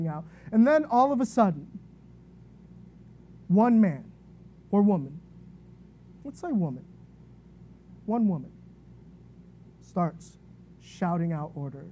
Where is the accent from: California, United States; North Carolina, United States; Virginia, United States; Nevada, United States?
Virginia, United States; I grew up in Virginia to a single mom, only child.